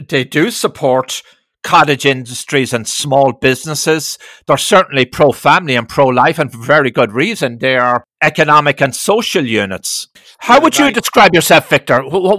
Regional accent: Ireland; now in United States; I didn't grow up in America. I grew up in Ireland through the 60s.

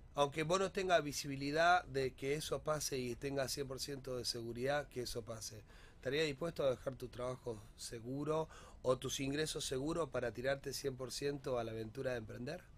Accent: Rosario, Santa Fe, Argentina; para todos nosotros como Rosarino

